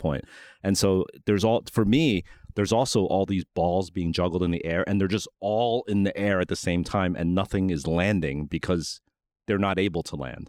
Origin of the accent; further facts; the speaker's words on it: New York, United States; growing up in New York